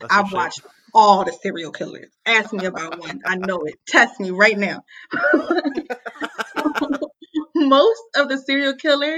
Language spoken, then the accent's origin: English; Philadelphia, Pennsylvania, United States; I'm from Philly.